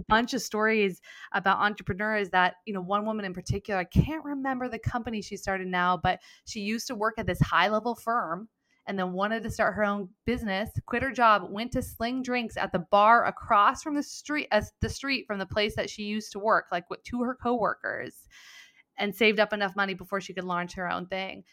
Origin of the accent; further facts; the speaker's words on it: Mendocino County, Northern California, United States; also born or lived in San Diego; grew up on a weed farm in Mendocino County